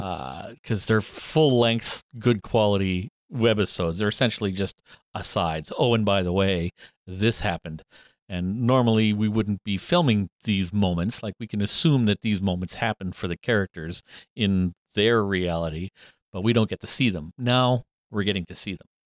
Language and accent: English; Alberta, Canada; also born or lived in Sault Ste. Marie, Ontario; we moved from Sault Ste. Marie to Alberta when I was in grade three